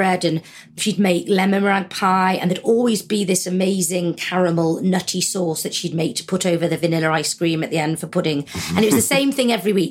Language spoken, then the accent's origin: English; Formby, North West England, United Kingdom; I was brought up in Formby in Merseyside, and my mum and dad are still in the same house